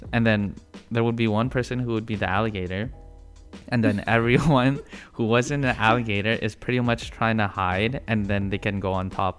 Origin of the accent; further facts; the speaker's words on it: Toronto, Ontario, Canada; I'm 24 years old. I'm Filipino. I was born here in Toronto, Canada.